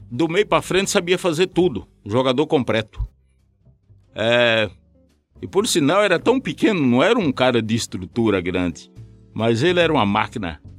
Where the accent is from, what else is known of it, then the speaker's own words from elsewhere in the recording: Umuarama, Paraná, Brazil; now in Curitiba, Brazil; eu, quando mudei em Curitiba, que eu vim da cidade de Umuarama